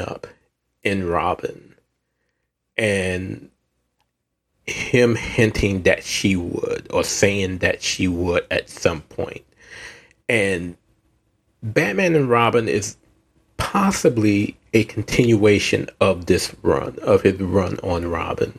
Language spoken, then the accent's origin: English; the South, United States; I'm from the South